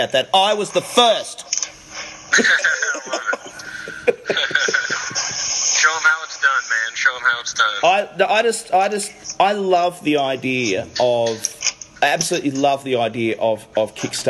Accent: Australia; I'm not from America. So when I say this as an Australian

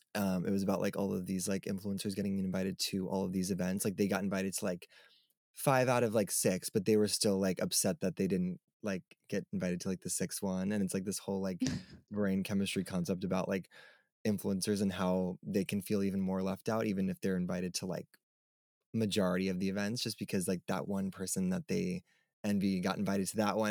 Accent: Long Island, New York, United States; also born or lived in Brooklyn, New York; I grew up on Long Island, New York, so I've never, like, lived anywhere else other than New York

